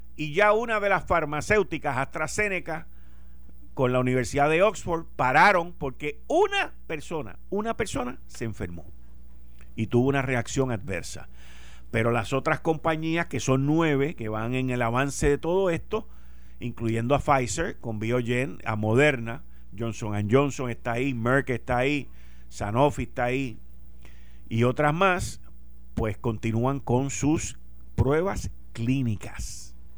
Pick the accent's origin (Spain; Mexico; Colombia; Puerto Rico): Puerto Rico; Somos los boricuas